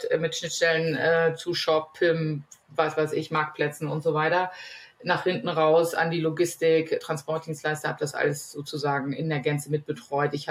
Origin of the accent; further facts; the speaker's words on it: Northern Germany, Germany; geografisch komme ich aus Norddeutschland, wie der Name ja verrät